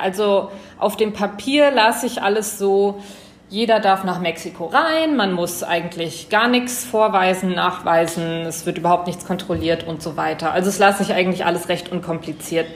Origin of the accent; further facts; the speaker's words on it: Germany; als Deutscher